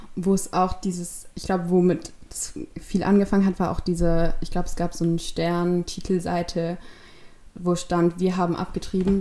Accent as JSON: {"language": "German", "town": "Stuttgart", "region": "Baden-Württemberg", "country": "Germany", "said": "ich komme aus Stuttgart"}